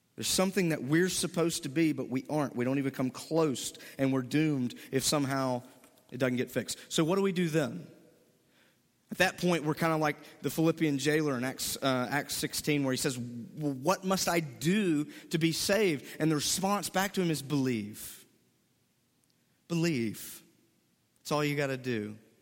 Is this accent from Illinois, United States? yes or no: no; Mississippi, United States; moved away as an adult; I am from Mississippi, born and raised, never left